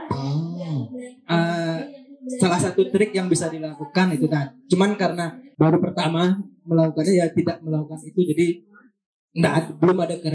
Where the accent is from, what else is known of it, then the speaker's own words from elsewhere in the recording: Bali, Indonesia; bahwa kita orang Bali itu mempunyai masalah yang sama dengan orang luar.